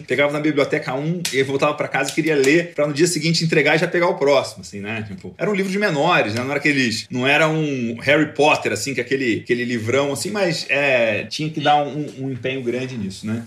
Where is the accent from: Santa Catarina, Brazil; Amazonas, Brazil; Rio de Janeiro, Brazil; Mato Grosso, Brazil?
Rio de Janeiro, Brazil; moved away as an adult; also born or lived in Goiás / Goiânia / Piracicaba; now in Santana de Parnaíba, Brazil; Eu sou nascido no Rio de Janeiro, sou criado em Goiás, morei 20 anos em Piracicaba e desde 2016, tem quase 5 anos, eu mudei aqui para Alphaville